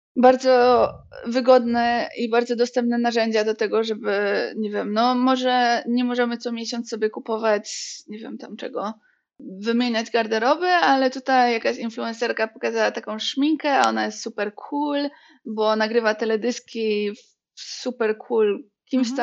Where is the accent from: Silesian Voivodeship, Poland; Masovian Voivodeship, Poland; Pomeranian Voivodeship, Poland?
Silesian Voivodeship, Poland; Bielsko-Biała; ja jestem z Bielska Białej i Bielsko jest takie dosyć ziomeczkowe